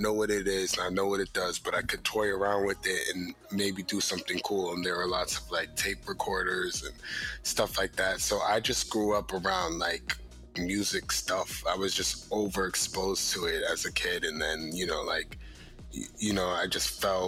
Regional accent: Jersey City, New Jersey, United States; Jersey City. That's where I was born

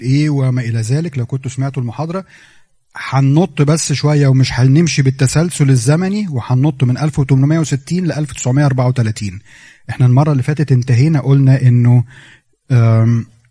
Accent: Egypt; إحنا عندنا في مصر

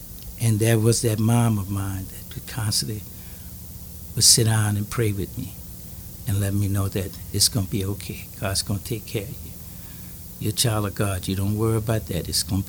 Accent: Louisiana, United States; I'm from Louisiana.

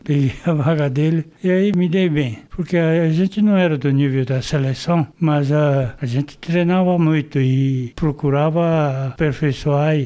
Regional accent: São Paulo, Brazil; Nasci em Pirituba

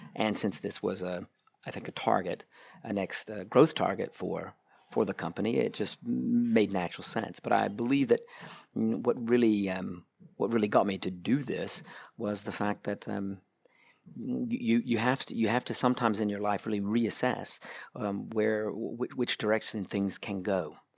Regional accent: United States; moved away as an adult; now in Munich, Germany; As you probably hear, I'm an American. I ended up here in Munich, started falling in love with cars back in 2000.

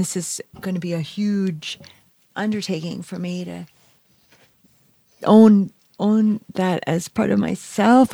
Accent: New Jersey, United States; also born or lived in Bronx, New York; I'm from the Bronx, raised in New Jersey

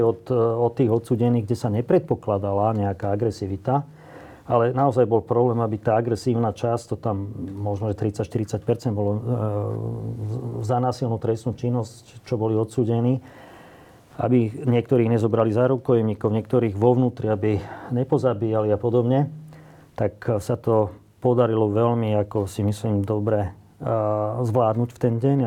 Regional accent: Slovakia; ja som není moc rád niekedy, že som Slovák

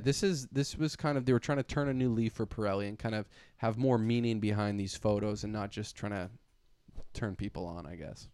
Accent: Canada; I'm Canadian

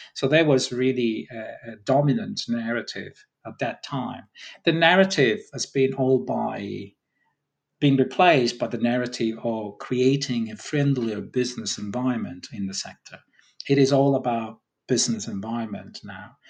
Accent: Sicily, Italy; I'm from Sicily

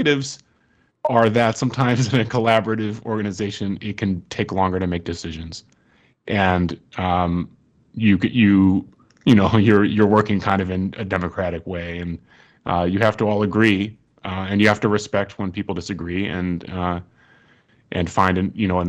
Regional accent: Ann Arbor, Michigan, United States; now in Brooklyn, United States; I grew up in Ann Arbor, Michigan, and we met here in Brooklyn

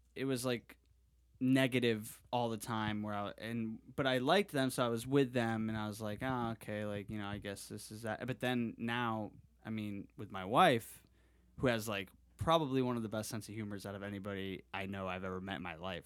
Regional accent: Connecticut, United States; moved away; I'm from Connecticut or from the East Coast

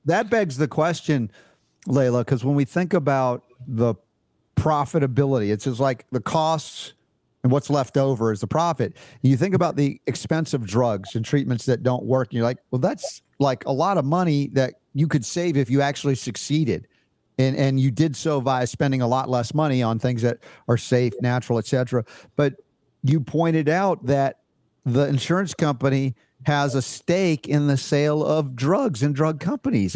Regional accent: United States; as an American

